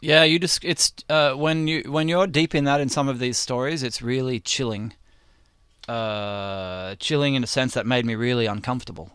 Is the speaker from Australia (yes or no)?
yes; Australia; now in United States; I grew up in Aus, I grew up in Australia